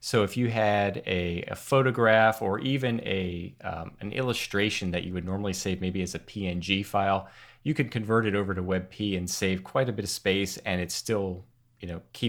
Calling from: Carlisle, Pennsylvania, United States; I'm in Carlisle, Pennsylvania, over in the USA.

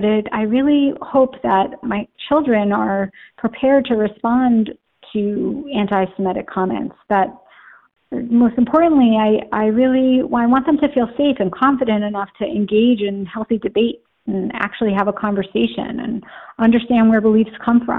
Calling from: Livingston, New Jersey, United States; I'm calling from Livingston, New Jersey, my temple community in Short Hills, New Jersey, and the greater Jewish community in our area in Essex County, New Jersey

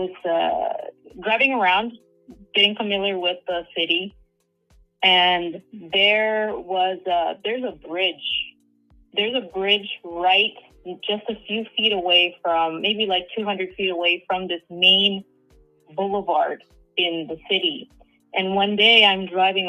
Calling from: Southern California, United States; I'm calling from Southern California

